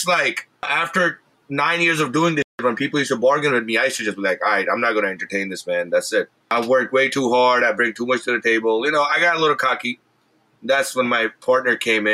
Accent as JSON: {"language": "English", "town": "New York City", "region": "New York", "country": "United States", "tie": "born or raised there", "said": "I grew up in Brooklyn"}